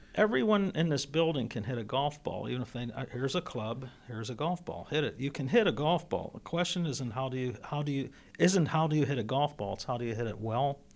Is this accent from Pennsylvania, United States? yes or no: yes; Pittsburgh, Pennsylvania, United States; also born or lived in Hill District, Pittsburgh; moved to Brookline, which is where I grew up.